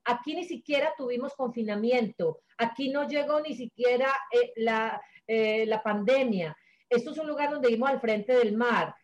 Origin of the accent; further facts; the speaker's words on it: Sonsón, Antioquia, Colombia; moved away as an adult; Sonsón, el pueblo donde yo nací